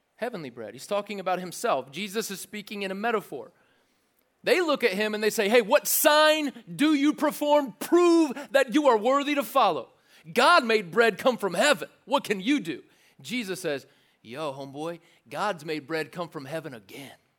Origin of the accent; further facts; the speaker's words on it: the South, United States; I didn't grow up in church, but I grew up in the South enough to drive past churches